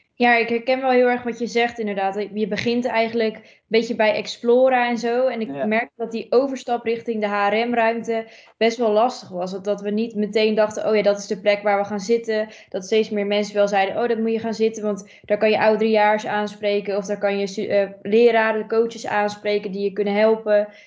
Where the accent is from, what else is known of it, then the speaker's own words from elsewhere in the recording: Almkerk, North Brabant, Netherlands; ik kom uit Almkerk, dus een klein dorpje dichtbij dicht bij Gorkum